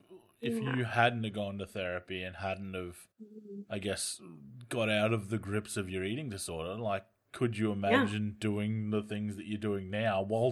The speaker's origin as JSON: {"language": "English", "country": "Australia"}